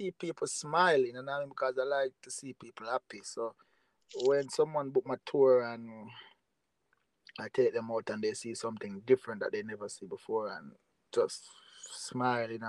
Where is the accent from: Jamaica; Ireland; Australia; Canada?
Jamaica; I'm from Jamaica.